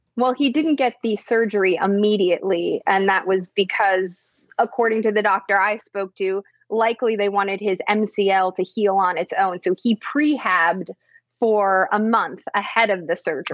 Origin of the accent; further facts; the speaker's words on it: Chicago, Illinois, United States; I grew up in Chicago